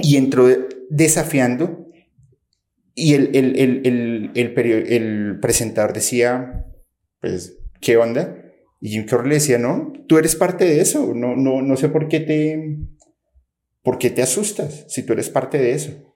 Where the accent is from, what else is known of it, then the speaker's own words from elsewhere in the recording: Colombia; also born or lived in Mexico; soy de Colombia, pero estoy entre México y Colombia viajando constantemente